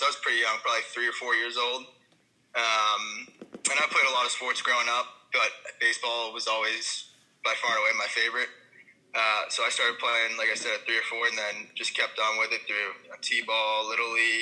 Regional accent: New Jersey, United States; I'm in New Jersey. I grew up in New Jersey

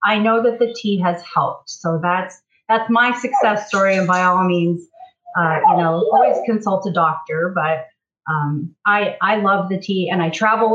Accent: Fairbanks, Alaska, United States; I was born and raised here in Fairbanks, so I'm a lifetime Alaskan.

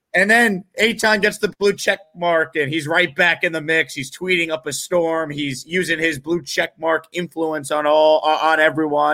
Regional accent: Long Island, New York, United States; I grew up on Long Island

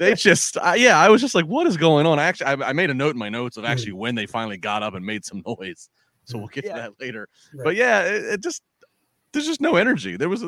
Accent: Maryland, United States; I grew up in the Chesapeake Bay in Maryland.

